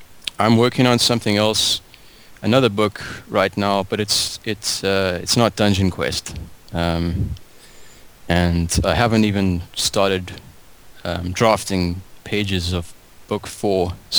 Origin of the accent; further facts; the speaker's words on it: Cape Town, Western Cape, South Africa; Well, I grew up in Cape Town.